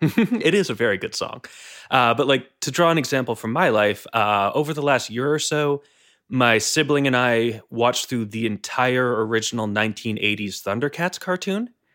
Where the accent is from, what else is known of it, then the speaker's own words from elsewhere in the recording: New England, United States; I come from New England, which is a fairly northeastern part of the United States.